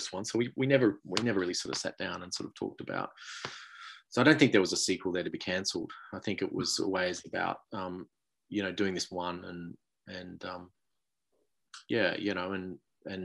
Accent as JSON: {"language": "English", "country": "Australia", "said": "being an Australian"}